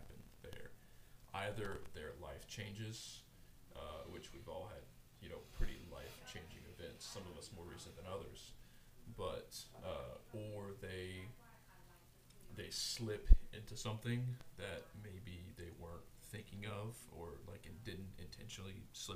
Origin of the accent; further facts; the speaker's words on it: Houma, Louisiana, United States; I'm from Houma